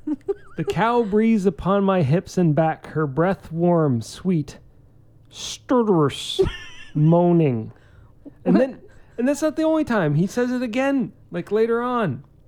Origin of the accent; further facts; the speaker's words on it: New York, United States; I'm from New York.